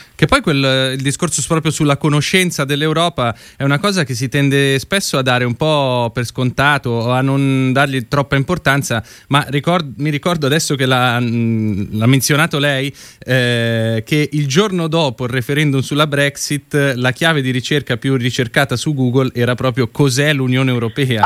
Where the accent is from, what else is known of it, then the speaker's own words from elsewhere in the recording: Lombardy, Italy; io sono lombardo